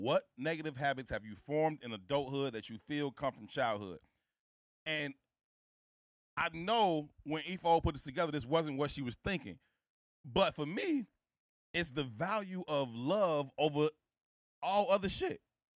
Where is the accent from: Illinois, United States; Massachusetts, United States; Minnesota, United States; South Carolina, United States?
Illinois, United States; Chicago; I'm from the South Side of Chicago. I don't come from, you know, this extravagant, luxurious lifestyle.